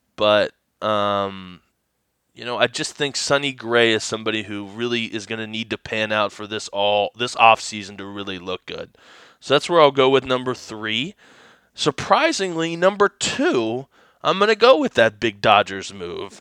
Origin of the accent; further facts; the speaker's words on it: Blue Ash, Ohio, United States; I grew up in Blue Ash, Ohio